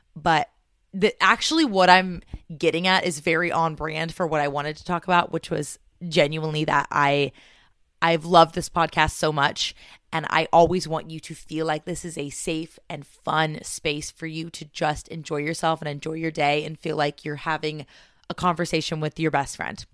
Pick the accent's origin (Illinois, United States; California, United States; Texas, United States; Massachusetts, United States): California, United States; moved away as an adult; also born or lived in New York / Washington State; now in Washington, United States; this scared little Californian